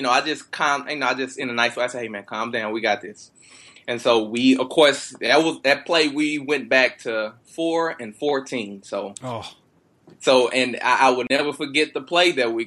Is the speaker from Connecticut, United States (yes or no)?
no; Texas, United States; I'm born and raised in Texas